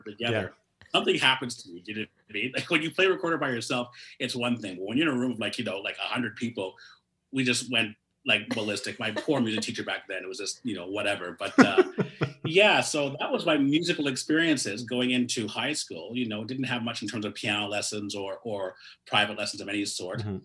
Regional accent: Toronto, Ontario, Canada; also born or lived in Mississauga; I was born and raised in Toronto

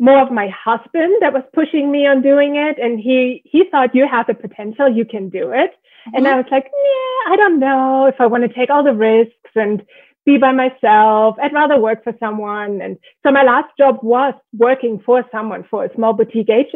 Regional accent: Germany; moved away as an adult; also born or lived in Ireland; now in Northern Virginia, United States; I live in Northern Virginia, and I'm actually born and raised in Germany. I came to the US about 15-ish years ago after a little stint in Ireland.

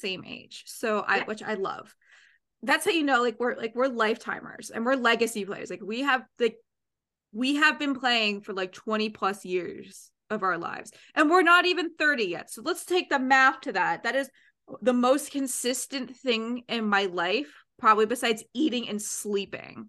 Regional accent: Canada; I'm from Canada

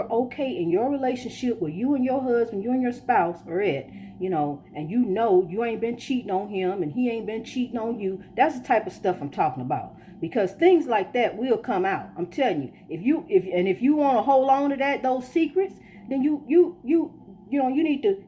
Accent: Illinois, United States; now in Florida, United States; We were born here, but our ancestors were not from here

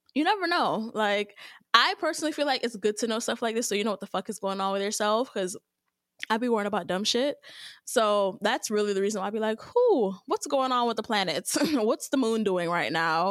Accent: Jamaica; I'm Jamaican as hell.

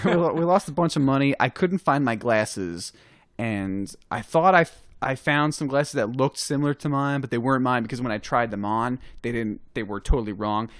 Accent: New York, United States; I'm from New York

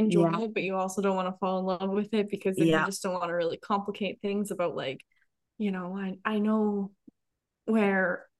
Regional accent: Canada

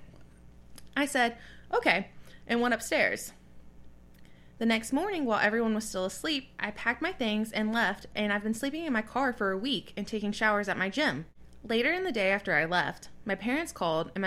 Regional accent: the South, United States; we grew up in the South

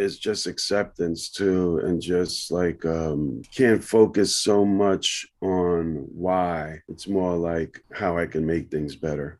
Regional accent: New York City, New York, United States; I grew up on the Lower East Side of Manhattan

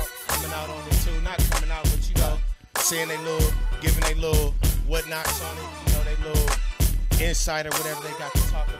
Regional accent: California, United States; now in Seattle, United States; I'm from Cali

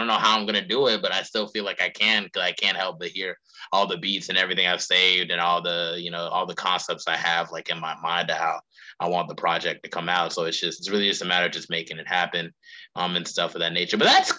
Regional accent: North Carolina, United States; would even be captivated by my home state in North Carolina.

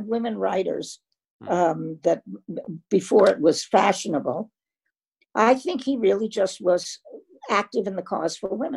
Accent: New York, United States; moved away; I was from New York

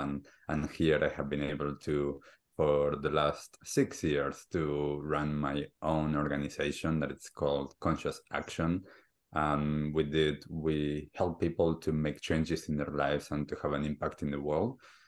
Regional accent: Argentina; So I grew up in Argentina and I grew up as a typical kid, sports, school, socially awkward in some stages and different things like that.

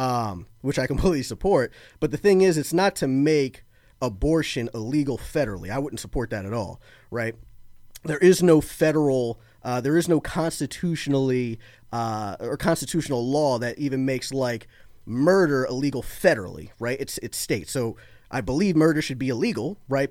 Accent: Florida, United States; moved away as an adult; also born or lived in Baltimore, Maryland; now in outside Philadelphia, United States; I lived in Florida, like, almost all my life

